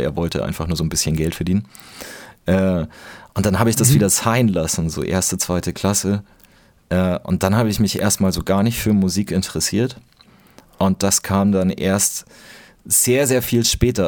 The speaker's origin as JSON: {"language": "German", "region": "Bavaria", "country": "Germany", "moved": "yes", "said": "ich komm aus Bayern"}